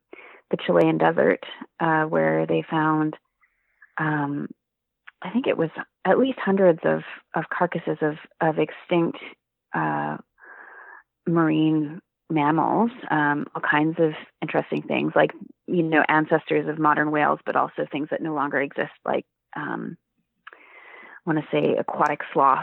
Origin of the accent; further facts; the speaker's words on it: Vancouver, British Columbia, Canada; I grew up in Vancouver and went to the Vancouver Aquarium as a kid